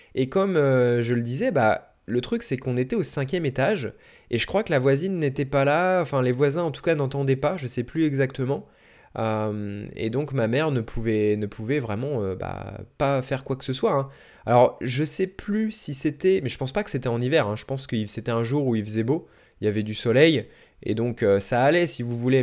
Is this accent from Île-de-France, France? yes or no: yes; Bois-d'Arcy, Île-de-France, France; je suis né à Paris, en tout cas dans les Yvelines. Donc euh, c'est pas vraiment Paris-Paris, mais on était en, banlieue parisienne en gros